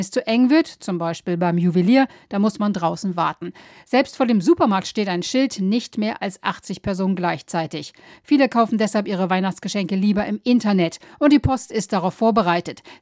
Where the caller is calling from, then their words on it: Oslo, Norway; Hallo aus Oslo. Ja, bei uns in Norwegen sind die Geschäfte bislang alle geöffnet